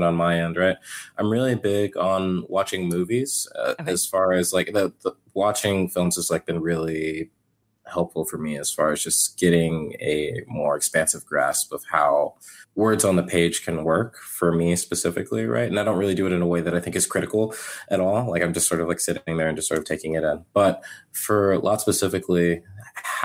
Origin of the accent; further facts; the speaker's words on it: Houston, Texas, United States; also born or lived in Kentucky; I was born in Kentucky, and then I moved to Houston when I was very young. I was like 2 or 3